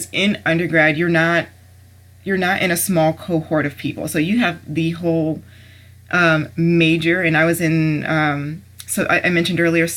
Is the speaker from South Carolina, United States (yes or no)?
no; Maryland, United States; moved away as an adult; now in Ohio, United States; I'm from Maryland